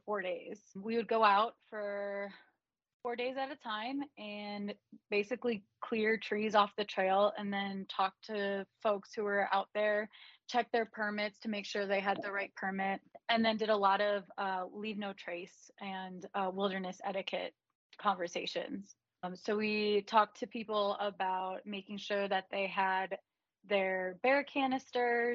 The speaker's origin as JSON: {"language": "English", "town": "Cleveland", "region": "Ohio", "country": "United States", "tie": "born or raised there", "moved": "yes", "said": "I grew up in Cleveland, Ohio"}